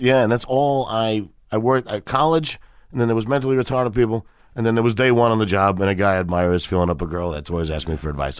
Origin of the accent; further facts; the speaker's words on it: New York City, New York, United States; also born or lived in Brooklyn; I was born in Brooklyn, and I knows Brooklyn and Queens, long time in Queens.